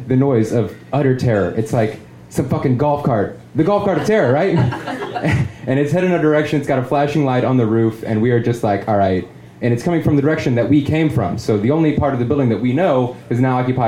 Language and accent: English; St. Louis, Missouri, United States; in my hometown of St. Louis, we had a manufacturing plant for Chrysler automobiles.